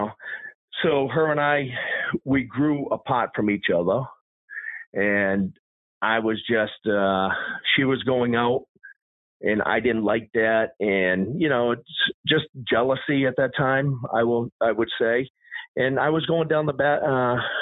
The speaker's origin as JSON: {"language": "English", "region": "Massachusetts", "country": "United States", "tie": "born or raised there", "said": "I grew up in Massachusetts"}